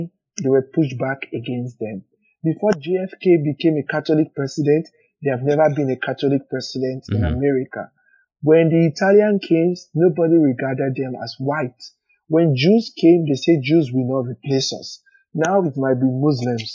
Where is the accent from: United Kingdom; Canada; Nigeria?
Nigeria; moved away as an adult; now in United States; I came because I was fleeing persecution from my home country, Nigeria.